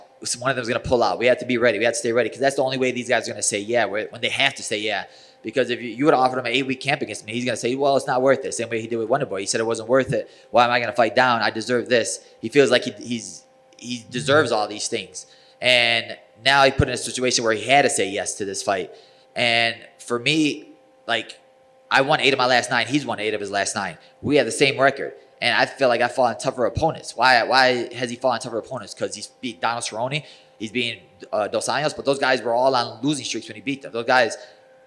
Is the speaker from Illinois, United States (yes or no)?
yes; Chicago, Illinois, United States; I'm from Chicago